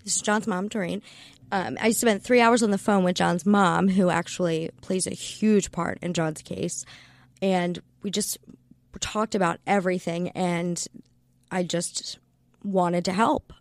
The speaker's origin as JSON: {"language": "English", "region": "Maryland", "country": "United States", "said": "I'm from Maryland"}